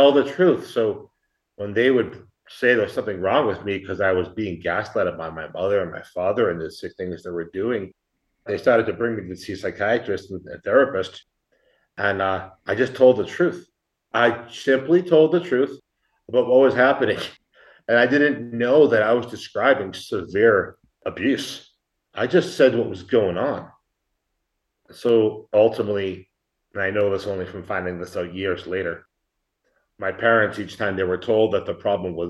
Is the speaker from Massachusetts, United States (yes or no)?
yes; Boston, Massachusetts, United States; moved away as an adult; now in Mexico; I'm from Boston. I spent nearly my entire life living in Massachusetts.